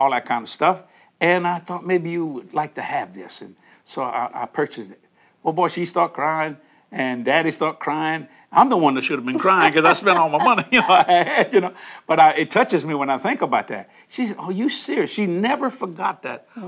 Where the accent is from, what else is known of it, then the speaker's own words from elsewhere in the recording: New Orleans, Louisiana, United States; also born or lived in Houma, Louisiana; I'm born and raised in New Orleans. I was born in Algiers, which is the West Bank of New Orleans.